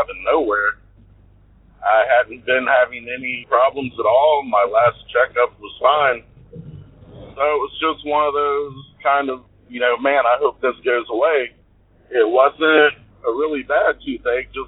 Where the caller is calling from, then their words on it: Georgia, United States; I'm calling from Georgia